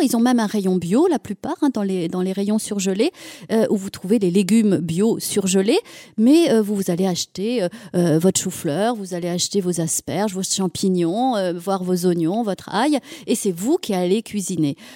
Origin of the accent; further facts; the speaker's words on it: Auvergne-Rhône-Alpes, France; moved away; je suis auvergnate, euh, je suis ici des monts d'Auvergne